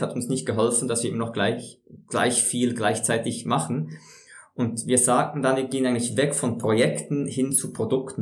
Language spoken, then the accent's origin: German; Switzerland; bei uns in der Schweiz